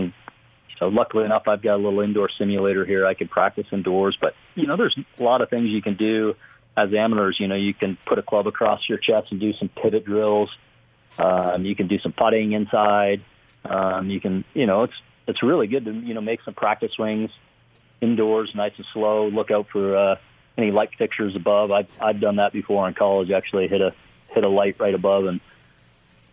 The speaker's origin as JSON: {"language": "English", "country": "Canada", "tie": "born or raised there", "moved": "yes", "said": "growing up in Canada"}